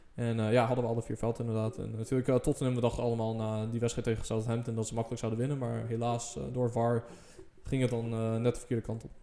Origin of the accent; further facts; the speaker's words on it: Netherlands; als Nederlander